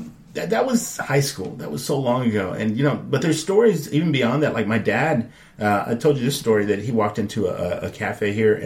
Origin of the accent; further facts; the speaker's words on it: Dallas, Texas, United States; also born or lived in Victoria, Texas; I grew up in Oak Cliff also. Right. I went to Sunset High School.